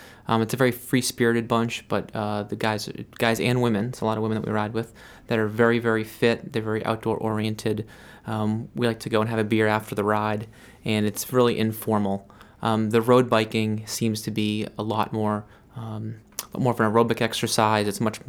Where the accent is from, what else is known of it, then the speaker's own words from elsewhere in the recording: Massachusetts, United States; So I came from Western Mass, where there were trails everywhere and young people, and it was really vibrant outdoor community, And I moved to Maine